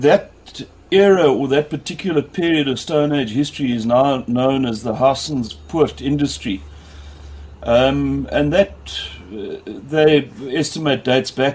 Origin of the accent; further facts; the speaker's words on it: Grahamstown, Eastern Cape, South Africa; I grew up in the Eastern Cape outside Grahamstown